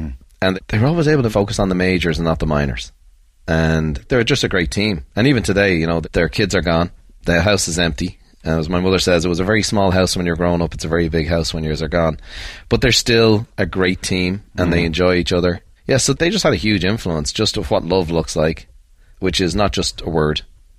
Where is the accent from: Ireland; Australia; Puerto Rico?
Ireland; Dublin, Leinster; We had six kids growing up south side of Dublin.